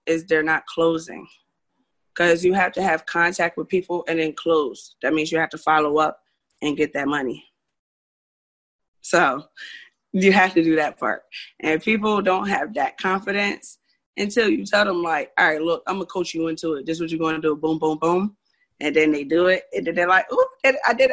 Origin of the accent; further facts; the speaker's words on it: Orange, New Jersey, United States; I grew up in Orange, New Jersey